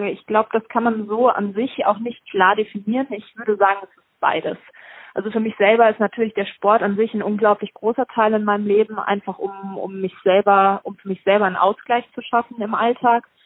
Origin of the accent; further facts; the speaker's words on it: Germany; Ich komme aus der Mitte von Deutschland, da ist das mit dem Snowboarden doch eher schwierig von Haus aus.